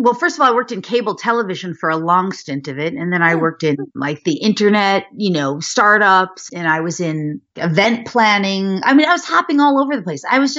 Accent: Westchester County, New York, United States; born there; I was born in New York, outside of Manhattan in Westchester County.

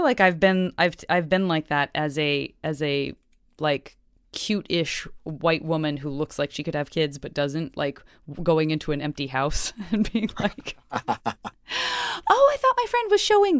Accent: Tucson, Arizona, United States; I'm from Tucson, and so anything above 80 feels like, oh, here we go.

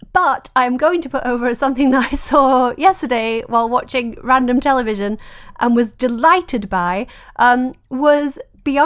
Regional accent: United Kingdom; as a British person who is constantly corrected on her pronunciation

